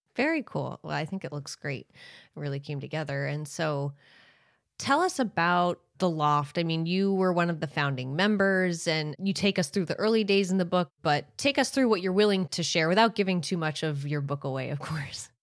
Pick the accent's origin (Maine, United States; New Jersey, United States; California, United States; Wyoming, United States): Maine, United States; you and I grew up in towns in Maine that aren't far from each other